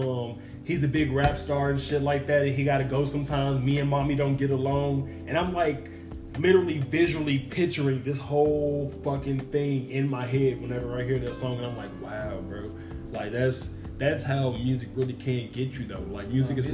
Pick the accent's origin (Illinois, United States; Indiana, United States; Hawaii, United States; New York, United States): Indiana, United States; Gary; I'm from Gary